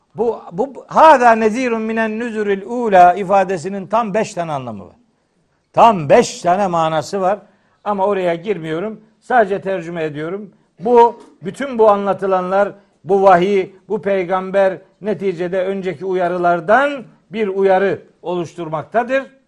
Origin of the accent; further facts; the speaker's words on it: Trabzon, Turkey; moved away; Bir Trabzonlu olarak özellikle davet ediyorum.